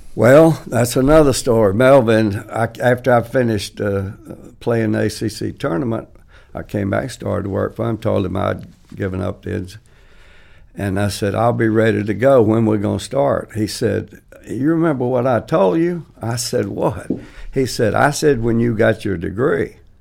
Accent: Chester, South Carolina, United States; Growing up on the Mill Hill in Chester, we didn't have much

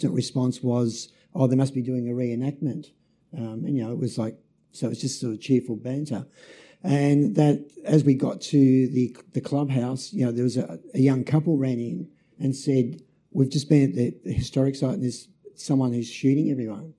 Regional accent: Melbourne, Victoria, Australia; moved away as an adult; also born or lived in Nubeena, Tasmania; We moved from Melbourne. We're living in Melbourne, grew up in Melbourne, to Tasmania

